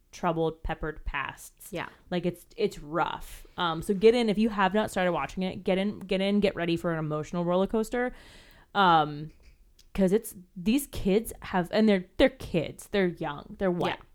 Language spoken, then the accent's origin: English; California, United States; I'm from California where we are used